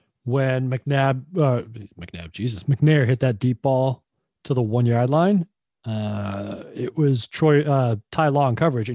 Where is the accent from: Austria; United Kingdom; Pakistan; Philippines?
United Kingdom; England; because I'm English.